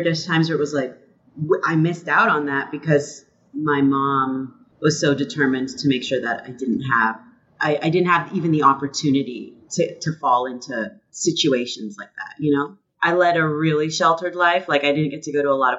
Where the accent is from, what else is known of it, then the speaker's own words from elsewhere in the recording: Toronto, Ontario, Canada; They immigrated to Toronto. And I was born in Toronto.